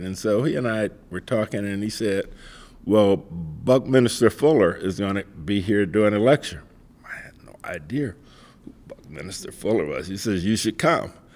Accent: Mississippi, United States; I grew up in Mississippi

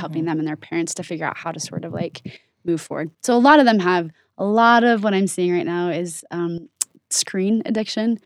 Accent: Oregon, United States; now in Utah, United States; I didn't grow up in Utah, I grew up in Oregon

